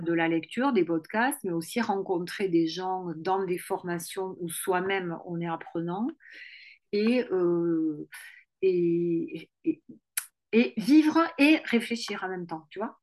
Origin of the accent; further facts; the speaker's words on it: Toulouse, Occitania, France; accent: toulousain; j'ai l'accent toulousain